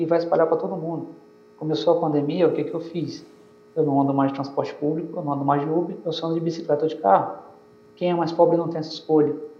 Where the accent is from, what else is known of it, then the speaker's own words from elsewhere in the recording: São Luís, Maranhão, Brazil; eu sou de São Luís